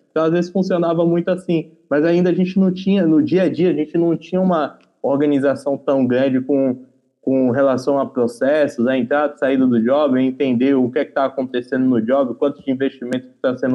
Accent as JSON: {"language": "Portuguese", "region": "Paraíba", "country": "Brazil", "said": "eu sou da, do interior da Paraíba"}